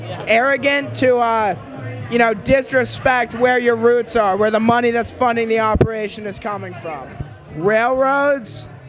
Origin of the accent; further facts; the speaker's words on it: New York City, New York, United States; I grew up in New York City